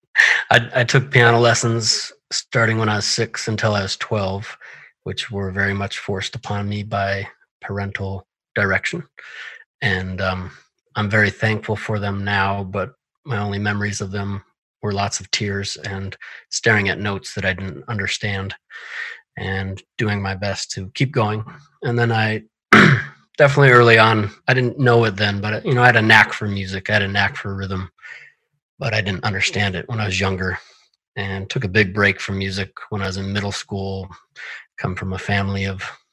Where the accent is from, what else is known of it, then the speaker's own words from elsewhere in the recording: Missoula, Montana, United States; I was born and raised in Missoula, Montana